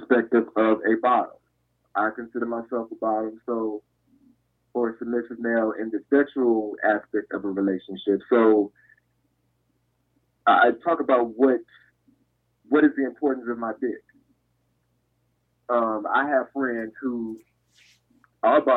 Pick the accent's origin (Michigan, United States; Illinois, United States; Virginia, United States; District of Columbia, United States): Michigan, United States; Detroit; born or raised there; moved away